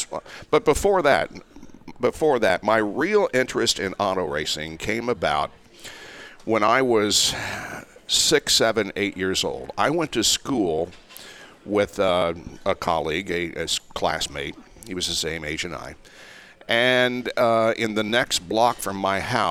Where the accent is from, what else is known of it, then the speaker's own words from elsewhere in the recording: Indiana, United States; also born or lived in Richmond, Indiana; I was born in Richmond, Indiana, mm-hmm. which is over on the east side, just a few miles from the Ohio border. And I grew up in a small town, 1,400 people, about 14 miles south of Richmond